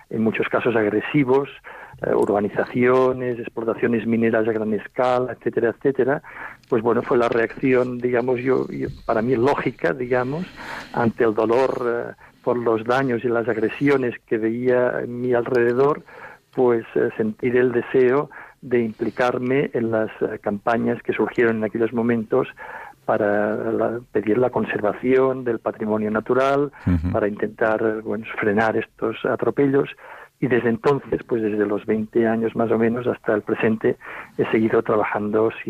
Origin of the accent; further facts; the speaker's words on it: Olot, Catalonia, Spain; Bueno, yo nací eh, en Olot, en el lugar donde vivo, eh, sigo viviendo actualmente, que es una población que está situada en el interior de un parque natural.